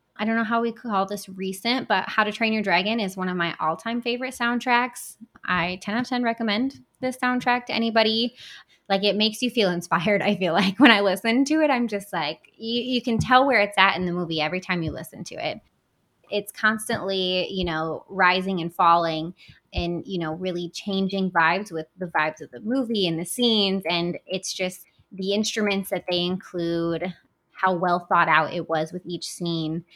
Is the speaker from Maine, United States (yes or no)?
no; Battle Creek, Michigan, United States; I was born and raised in Battle Creek.